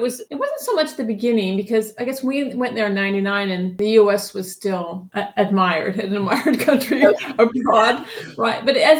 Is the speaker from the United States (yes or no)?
yes; United States; accent: American; I guess now we'll go back, it will sound probably heavily American again because we've been here long enough for it to switch back again.